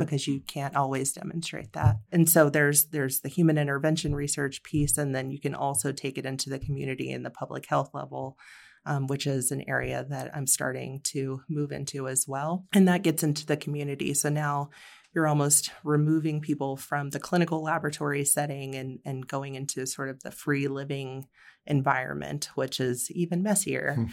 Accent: Florida, United States; also born or lived in Vermont; now in Colorado, United States; grew up in Florida

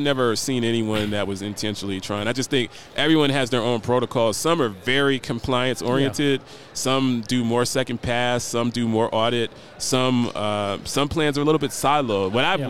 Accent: Columbus, Ohio, United States; And I'm also from Columbus, Ohio. That's where I'm from.

